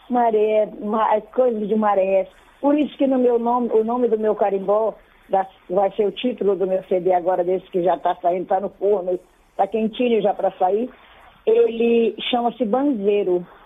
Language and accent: Portuguese; Belém, Pará, Brazil; also born or lived in Cachoeira do Arari, Marajó / Igarapé-Miri; Moro em Belém. E eu tá... me criei aqui em Belém, só casei para o município e fui morar no município de Garapé-Mirim, nesse lugar tão que eu falo tanto.